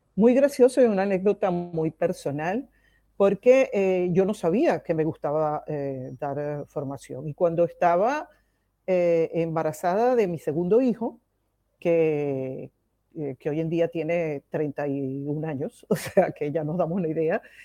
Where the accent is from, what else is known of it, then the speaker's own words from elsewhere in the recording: Venezuela; moved away as an adult; now in Barcelona, Spain; Yo nací en Venezuela eh, y desde el año 2008 vivo en España y me vine con mis dos hijos